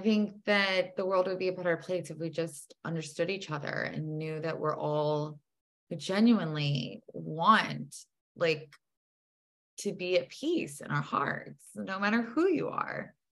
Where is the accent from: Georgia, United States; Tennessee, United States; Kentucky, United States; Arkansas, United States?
Tennessee, United States; born there; Like, yeah, I was born in the South. I was born in Tennessee.